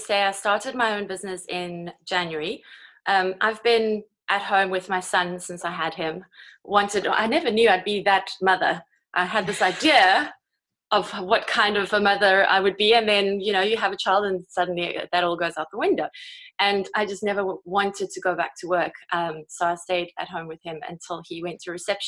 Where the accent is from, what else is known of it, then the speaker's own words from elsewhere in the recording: South Africa; moved away as an adult; now in Kent, United Kingdom; I'm originally from South Africa, South African born